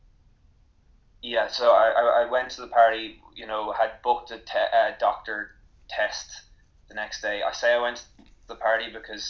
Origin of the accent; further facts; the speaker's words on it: Ireland; moved away as an adult; I'm 26 years old, and I'm from Ireland, living abroad